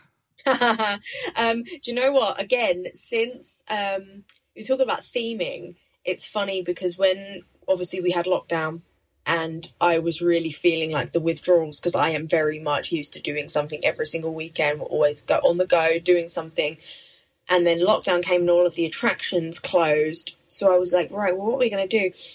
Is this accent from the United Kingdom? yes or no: yes; Essex, East of England, United Kingdom; I grew up in Essex um, near London